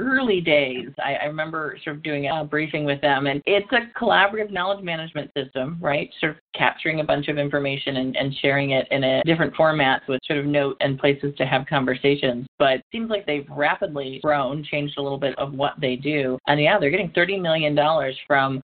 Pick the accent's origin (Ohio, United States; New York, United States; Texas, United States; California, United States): Ohio, United States; Cleveland; my hometown in Cleveland